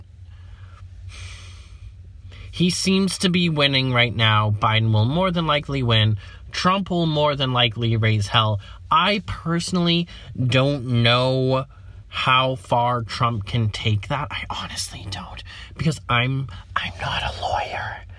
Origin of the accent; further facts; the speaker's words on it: United States; I'm an American